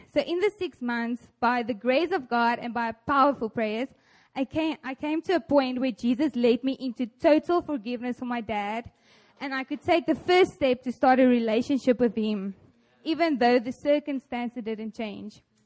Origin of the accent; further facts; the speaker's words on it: South Africa; moved away as an adult; now in South Korea; I'm from South Africa